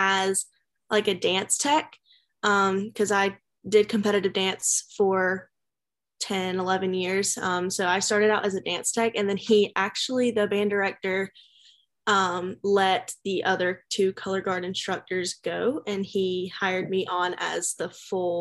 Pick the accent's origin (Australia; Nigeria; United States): United States; Smithfield, North Carolina; moved away as an adult; now in Wilmington, United States; I am from Smithfield, North Carolina, but I live in Wilmington for college